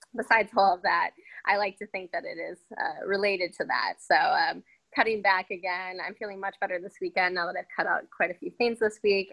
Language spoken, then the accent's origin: English; Minnesota, United States; also born or lived in Wisconsin; I was born in Wisconsin. Then um, my dad was transferred to Minnesota, so then I was mainly raised there.